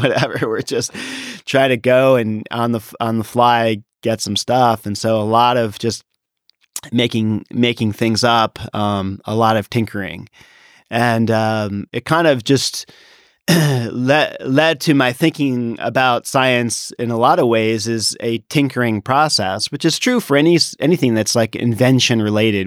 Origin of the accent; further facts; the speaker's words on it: Washington, District of Columbia, United States; now in Davis, United States; I grew up in the Washington, D C area